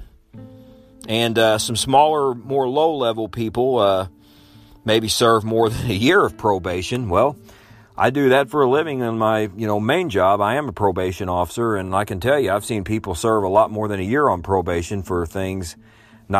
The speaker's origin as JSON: {"language": "English", "region": "Illinois", "country": "United States", "tie": "born or raised there", "said": "my home state of Illinois"}